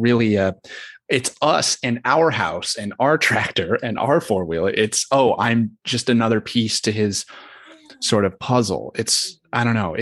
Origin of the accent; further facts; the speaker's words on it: the South, United States; and I was raised, I grew up in the South